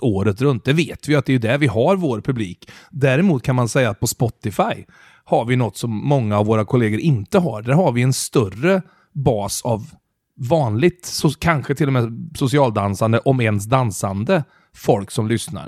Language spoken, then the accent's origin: Swedish; Mariestad, Västra Götaland, Sweden; now in Stockholm, Sweden; jag är från Mariestad